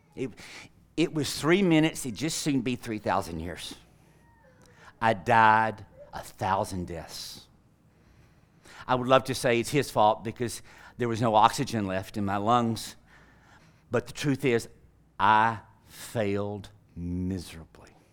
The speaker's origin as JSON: {"language": "English", "town": "Tyler", "region": "Texas", "country": "United States", "said": "I'm from flyover country. I'm from Tyler, Texas."}